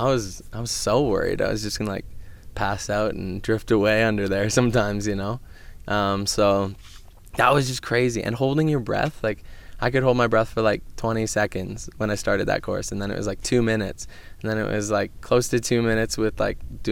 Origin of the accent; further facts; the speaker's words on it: Canada; I'm proud to say I'm Canadian